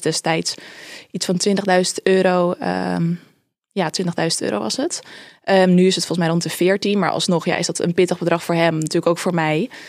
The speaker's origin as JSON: {"language": "Dutch", "town": "Amsterdam", "region": "North Holland", "country": "Netherlands", "tie": "born or raised there", "said": "Geboren en getogen in Amsterdam. Ik woon er nog steeds."}